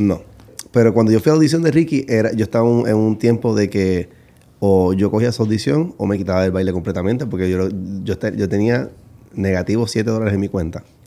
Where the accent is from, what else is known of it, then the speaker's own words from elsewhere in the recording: Puerto Rico; now in United States; nací en Puerto Rico y empecé a bailar a los 17 años